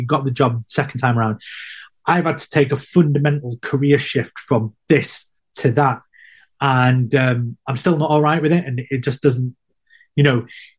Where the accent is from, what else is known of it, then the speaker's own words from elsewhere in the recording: California, United States; I don't know if it's a racial thing or if they don't like me because I'm from California. And you think, what's this West Coast hippie doing here?